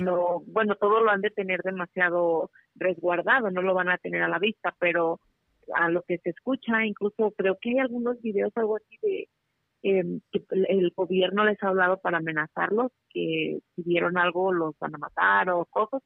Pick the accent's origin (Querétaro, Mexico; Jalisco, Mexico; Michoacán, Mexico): Michoacán, Mexico; La Piedad; now in Reno, United States; yo soy de Michoacán, de la Piedad, Michoacán